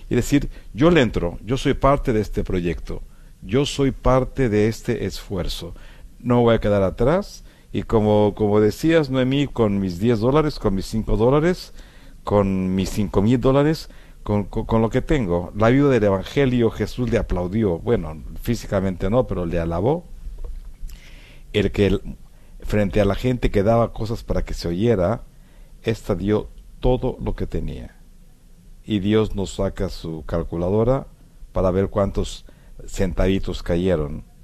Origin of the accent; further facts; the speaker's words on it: Mexico; moved away as an adult; now in United States; por el cual yo emigré de México a los Estados Unidos porque justamente empezábamos un programa de radio con la diócesis de Dallas.